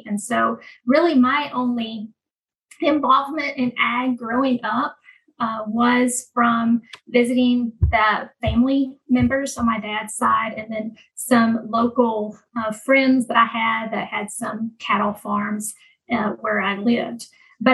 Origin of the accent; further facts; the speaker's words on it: Mississippi, United States; moved away; I'm from Mississippi originally